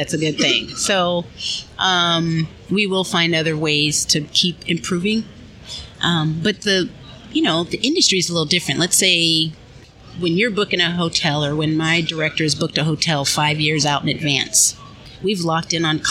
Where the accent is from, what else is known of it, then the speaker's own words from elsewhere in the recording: California, United States; moved away; also born or lived in Oakland, California; I'm originally from California, so the West Coast.